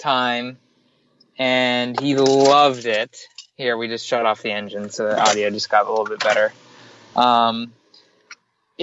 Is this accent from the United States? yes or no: yes; Miami Beach, Florida, United States; moved away; I am born and raised in Miami Beach, Florida, 1 mile from the beach